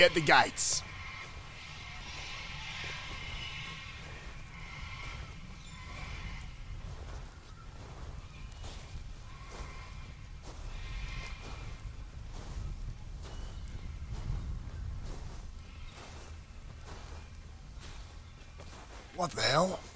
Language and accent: English; Australia; As an Aussie